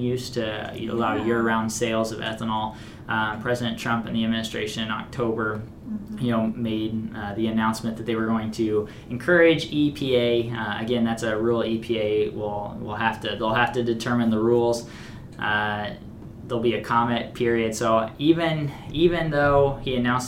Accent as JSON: {"language": "English", "region": "Missouri", "country": "United States", "tie": "born or raised there", "moved": "yes", "said": "my home state of Missouri"}